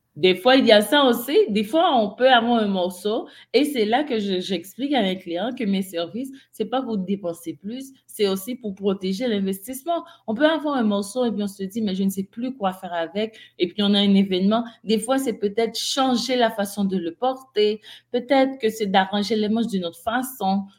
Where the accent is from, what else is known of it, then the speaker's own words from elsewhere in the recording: Haiti; moved away; je suis d'Haïti.